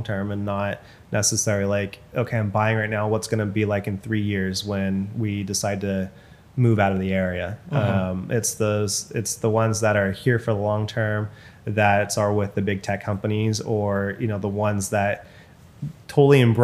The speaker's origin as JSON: {"language": "English", "town": "Bakersfield", "region": "California", "country": "United States", "tie": "born or raised there", "also_born_or_lived": "Sacramento, California", "moved": "as an adult", "lives_now": "Bay Area, United States", "said": "my hometown, for example, in Bakersfield"}